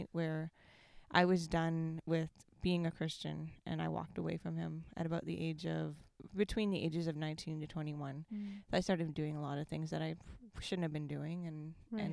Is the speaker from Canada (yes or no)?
yes; Comox, British Columbia, Canada; I grew up in Comox. This is my hometown. I grew up here